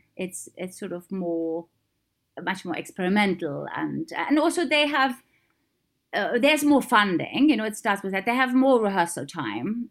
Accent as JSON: {"language": "English", "region": "East Germany", "country": "Germany", "tie": "born or raised there", "moved": "yes", "said": "I grew up in East Germany."}